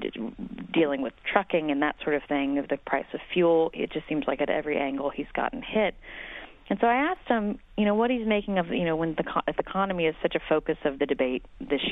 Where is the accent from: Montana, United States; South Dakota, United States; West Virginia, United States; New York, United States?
West Virginia, United States; West Virginia, my home state